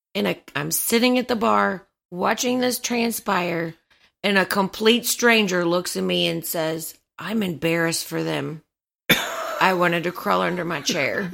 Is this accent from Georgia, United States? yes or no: yes; Atlanta, Georgia, United States; Growing up in Atlanta